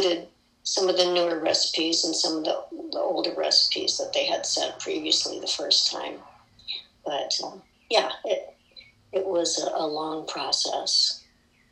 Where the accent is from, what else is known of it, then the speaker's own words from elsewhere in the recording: Midwest, United States; all those recipes that I grew up with in the Midwest